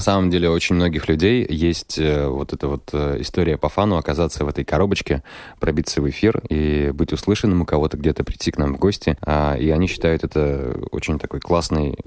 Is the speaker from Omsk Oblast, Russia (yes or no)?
no; Kirov, Kirov Oblast, Russia; я родом из Кирова